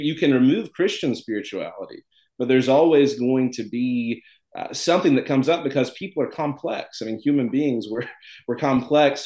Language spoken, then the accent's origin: English; Tennessee, United States; I'm from Tennessee